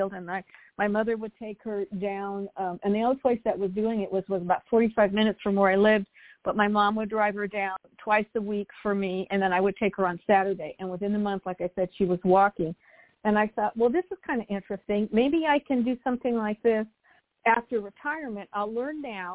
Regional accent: Monterey Park, California, United States; also born or lived in New Jersey; now in Torrance, United States; I grew up right outside of downtown L.A. in Monterey Park.

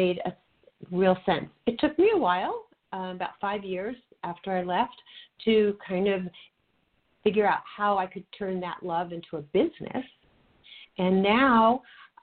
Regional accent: outside of New York City, United States; moved away as an adult; now in Los Angeles, United States; I am a New Yorker living in L.A.

